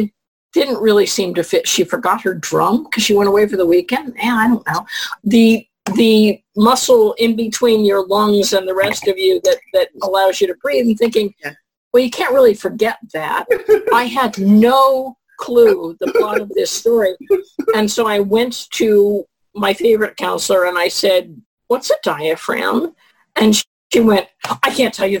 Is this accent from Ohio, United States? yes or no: yes; Columbus, Ohio, United States; I'm from Columbus, Ohio